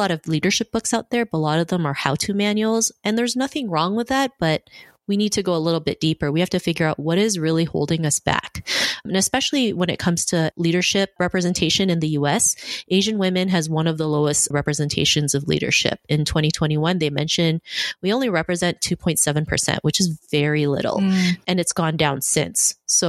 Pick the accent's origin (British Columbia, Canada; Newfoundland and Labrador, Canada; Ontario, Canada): Ontario, Canada; Toronto; also born or lived in Philippines; I grew up in Toronto. I moved here when I was 7 from the Philippines